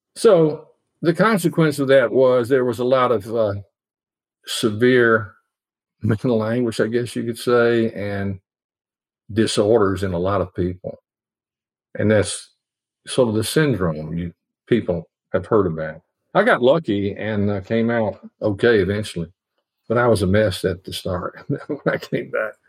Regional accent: Nashville, Tennessee, United States; I grew up in Nashville

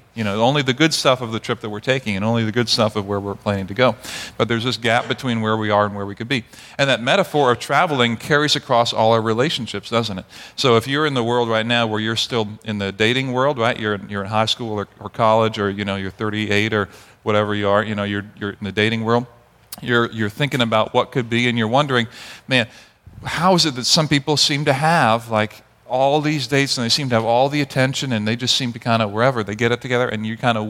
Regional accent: Barbados; also born or lived in Grenada; many of you knew that I grew up in Barbados and Grenada. I was born in Grenada, grew up in Barbados

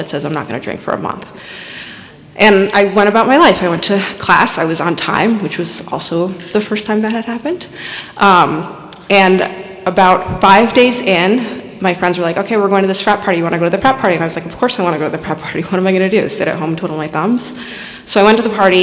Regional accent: Westchester, New York, United States; I was born and raised in Westchester.

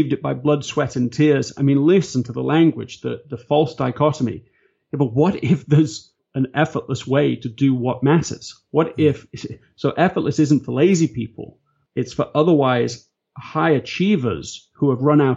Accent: England, United Kingdom; I'm English

